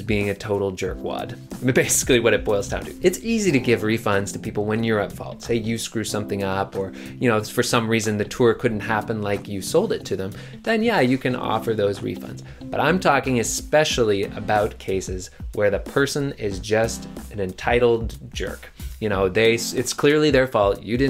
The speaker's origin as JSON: {"language": "English", "town": "Halifax", "region": "Nova Scotia", "country": "Canada", "tie": "born or raised there", "said": "I was born in Halifax, Nova Scotia"}